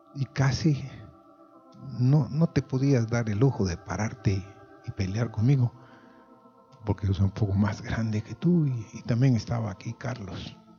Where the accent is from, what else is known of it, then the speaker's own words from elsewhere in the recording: Guatemala; como decimos en Guatemala